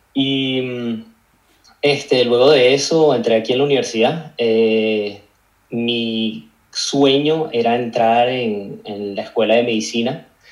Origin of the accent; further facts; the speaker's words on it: Caracas, Capital District, Venezuela; moved away as an adult; also born or lived in Australia; now in London, United Kingdom; nací en Caracas, Venezuela, como me imagino que muchos de los invitados que tienes aquí en el podcast. Me crié hasta mis 21 años, estuve viviendo en, Caracas, Venezuela